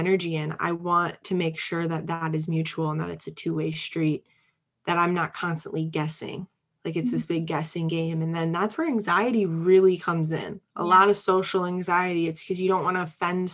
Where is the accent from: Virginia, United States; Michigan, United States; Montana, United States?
Michigan, United States; Upper Peninsula of; moved away as an adult; I'm from a very small rural place, the Upper Peninsula of Michigan.